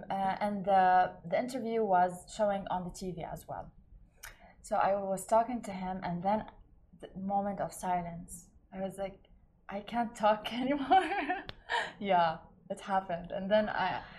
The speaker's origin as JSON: {"language": "English", "town": "Baghdad", "region": "Baghdad Governorate", "country": "Iraq", "tie": "born or raised there", "said": "up by the way? Uh, in Baghdad."}